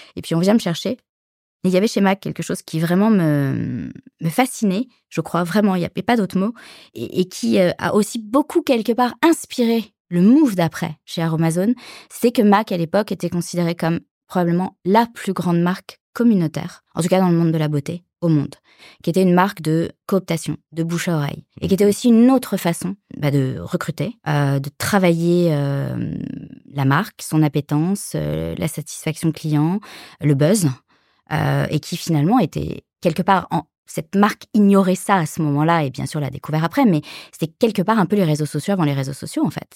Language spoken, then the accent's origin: French; Paris suburbs, Île-de-France, France; moved away as an adult; also born or lived in Latin America; moi je suis française, née à Paris, j'ai grandi en banlieue parisienne